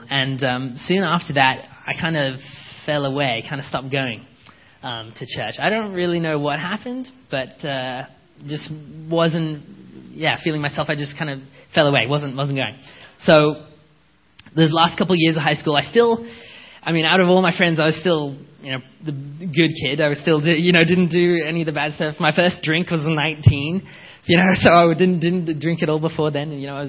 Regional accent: Canada; also born or lived in England; So I grew up, we came from England in 98 and came to Canada.

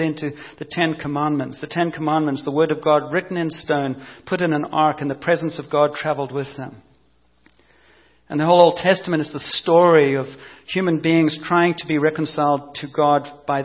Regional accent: South Africa; moved away; also born or lived in Cape Town; growing up in South Africa under apartheid and the police system

